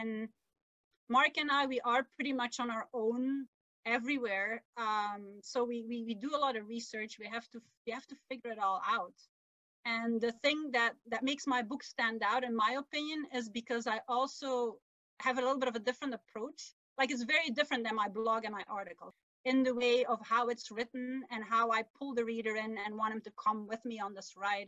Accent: Belgium; first language Dutch; English is a second language; moved away as an adult; now in North America; my native language is Dutch. And English is not really um, a national language in our country. We have yeah. you know, three languages, Dutch, French, and German.

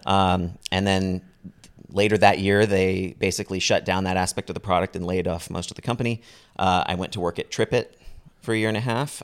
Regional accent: Bay Area, California, United States; growing up in the Bay Area

